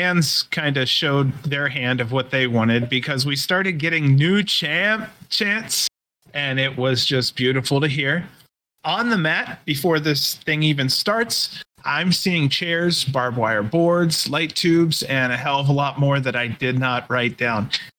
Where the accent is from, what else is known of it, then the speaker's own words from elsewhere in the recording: Michigan, United States; Nope. I'm from Michigan.